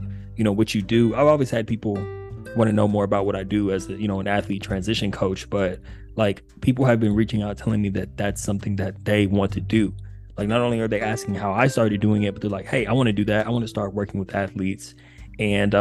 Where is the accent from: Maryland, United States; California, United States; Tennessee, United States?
California, United States; Upland; moved away; Pomona is near where I grew up in Upland, California